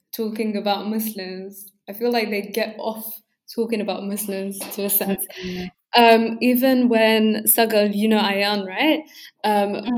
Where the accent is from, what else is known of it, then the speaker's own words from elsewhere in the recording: England, United Kingdom; first language English; also born or lived in London (NW10); me being able to say that I am from England.